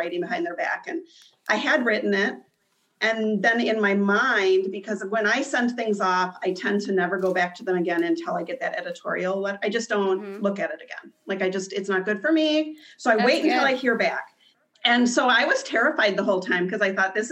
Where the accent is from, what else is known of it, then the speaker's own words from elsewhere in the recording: Midwest, United States; I'm from the Midwest.